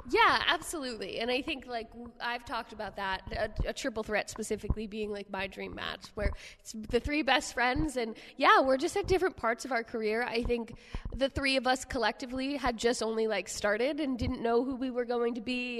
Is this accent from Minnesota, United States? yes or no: no; New Jersey, United States; one area in Jersey and I'm from a small area, but I'm still from the whole freaking thing